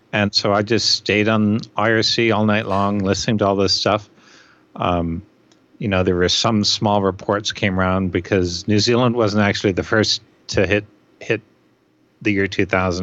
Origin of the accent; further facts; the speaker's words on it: Canada; as a Canadian